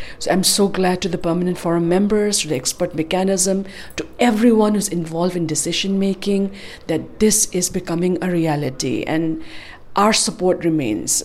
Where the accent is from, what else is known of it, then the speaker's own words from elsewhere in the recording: Manipur, India; I am from Manipur, which is an indigenous Asiatic nation state located in the northeast of India, bordering Burma.